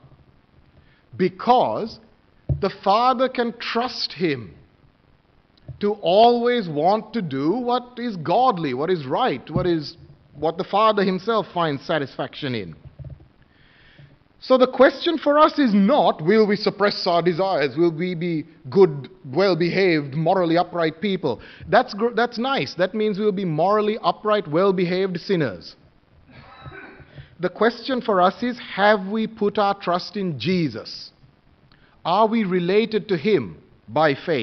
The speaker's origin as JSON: {"language": "English", "country": "Sri Lanka", "tie": "born or raised there", "moved": "yes", "said": "where I come from, I was born in Sri Lanka, many of us, okay, born overseas, traditional"}